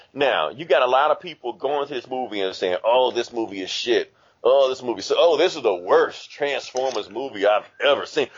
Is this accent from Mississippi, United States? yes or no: yes; Mississippi, United States; I'm from Mississippi.